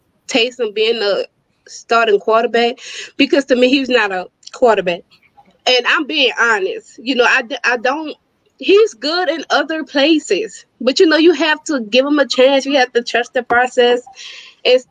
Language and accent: English; New Orleans, Louisiana, United States; accent: New Orleans; I'm definitely from New Orleans.